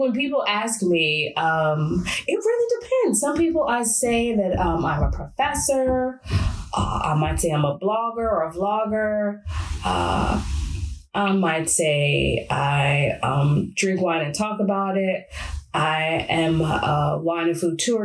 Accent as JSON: {"language": "English", "town": "Chicago", "region": "Illinois", "country": "United States", "tie": "born or raised there", "moved": "as an adult", "lives_now": "France", "said": "I grew up in Chicago, Illinois"}